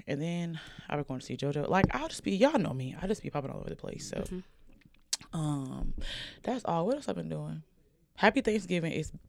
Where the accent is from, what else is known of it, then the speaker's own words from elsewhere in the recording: Oxford, Alabama, United States; now in Atlanta, United States; y'all know I'm from Oxford. And I'm moving back there.